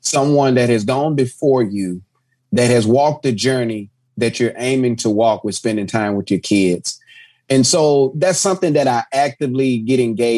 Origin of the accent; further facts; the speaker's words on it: Texas, United States; because I'm from Texas.